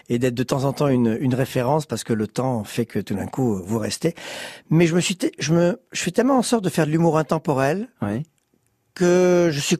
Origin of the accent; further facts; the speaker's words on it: Bordeaux, Nouvelle-Aquitaine, France; Je suis arrivé de Bordeaux et en quatre mois, ça y est, j'étais euh, j'étais dans le showbiz.